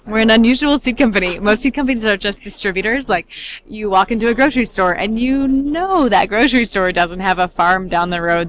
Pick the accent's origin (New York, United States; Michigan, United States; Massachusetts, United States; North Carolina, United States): New York, United States; upstate New York Finger Lakes, United States; moved away as an adult; I moved back to my hometown in the gorgeous upstate New York Finger Lakes